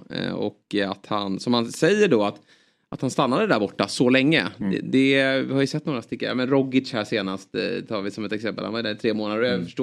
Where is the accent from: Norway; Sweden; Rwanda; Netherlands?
Netherlands; Ja, men jag är ju holländare.